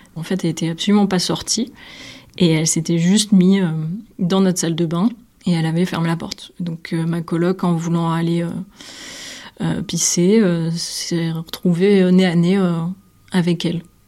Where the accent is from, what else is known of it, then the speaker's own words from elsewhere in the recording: Nîmes, Occitania, France; moved away as an adult; also born or lived in Brussels; Je suis originaire de Nîmes